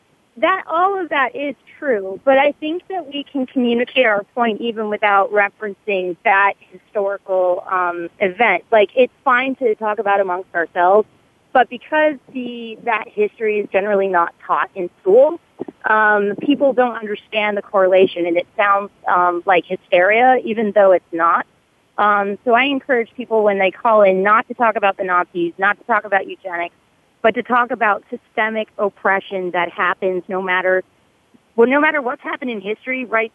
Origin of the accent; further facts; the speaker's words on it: Massachusetts, United States; I'm from Massachusetts